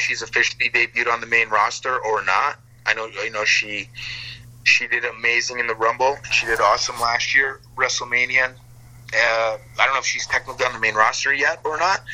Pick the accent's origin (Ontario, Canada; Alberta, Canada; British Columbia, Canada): Alberta, Canada; Calgary; moved away as an adult; I grew up in Alberta my whole life, for the first 26 years of my life